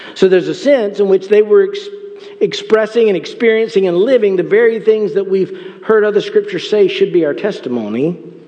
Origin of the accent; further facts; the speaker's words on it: United States; as Americans within the church, within the body of Christ, we live in this culture